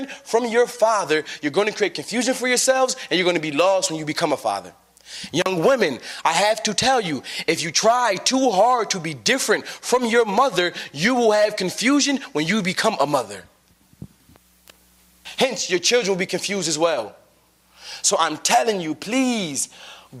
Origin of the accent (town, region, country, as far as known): United States